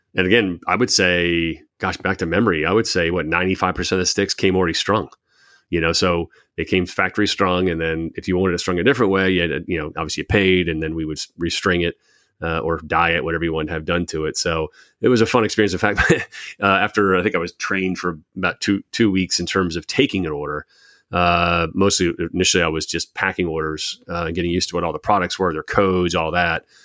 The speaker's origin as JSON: {"language": "English", "town": "Baltimore", "region": "Maryland", "country": "United States", "tie": "born or raised there", "also_born_or_lived": "Rhode Island", "said": "I moved to Baltimore. I was about ten or eleven"}